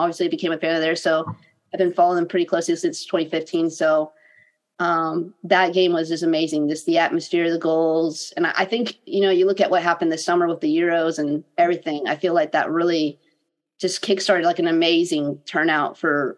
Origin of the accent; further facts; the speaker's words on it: South Florida, United States; moved away; the area I grew up in Florida